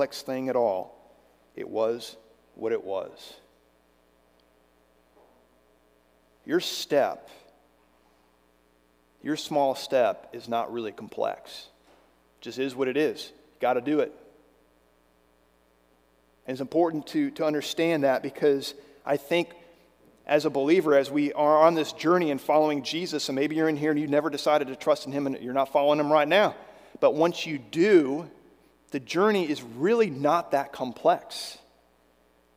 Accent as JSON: {"language": "English", "region": "Virginia", "country": "United States", "tie": "born or raised there", "said": "When I was growing up in Virginia, I did a lot of hiking along the Appalachian Trail as a Boy Scout"}